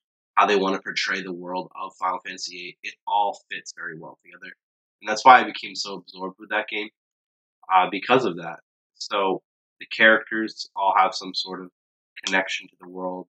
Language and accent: English; Boston, Massachusetts, United States; we're from the Boston area